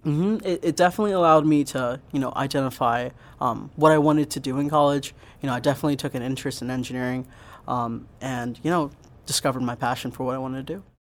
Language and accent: English; Pottstown, Pennsylvania, United States; I grew up in Pottstown, and I went to Pottstown High School